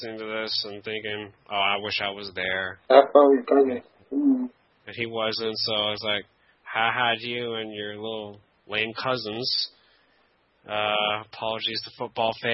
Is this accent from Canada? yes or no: yes; Canada; I'm Canadian